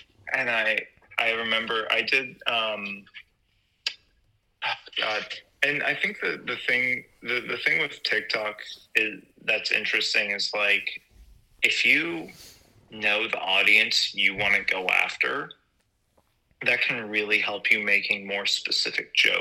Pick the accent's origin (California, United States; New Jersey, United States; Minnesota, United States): California, United States; San Jose; now in Los Angeles, United States; being from San Jose where it's like, I'm from San Jose, the world's biggest small town.